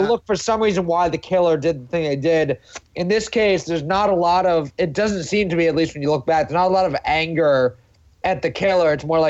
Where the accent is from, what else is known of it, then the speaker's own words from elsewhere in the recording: New York, United States; I'm born and raised in New York